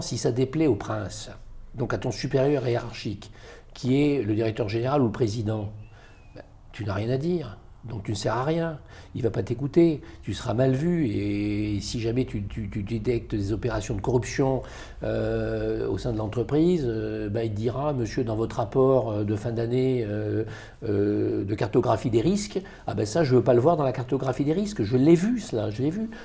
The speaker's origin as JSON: {"language": "French", "country": "Algeria", "tie": "born or raised there", "also_born_or_lived": "Paris, France", "moved": "yes", "lives_now": "France", "said": "moi je suis né à Paris, mais ensuite euh, je suis parti en Algérie quand j'étais euh, en bas âge, euh, jusqu'à l'indépendance en 1962"}